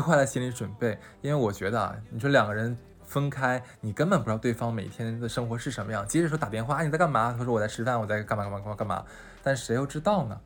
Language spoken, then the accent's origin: Chinese; Northeast China, China; 我说我们东北的话就要挨打的。